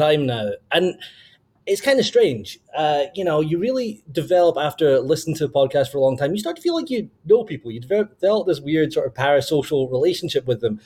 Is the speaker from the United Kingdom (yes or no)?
yes; Scotland, United Kingdom; moved away as an adult; now in Wisconsin, United States; I'm from Scotland. I moved to Wisconsin back in 2014.